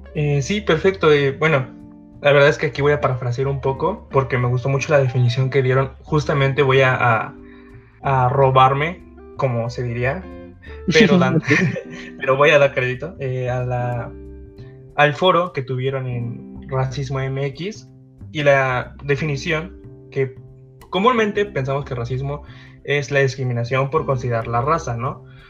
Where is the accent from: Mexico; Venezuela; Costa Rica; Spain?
Mexico; soy de México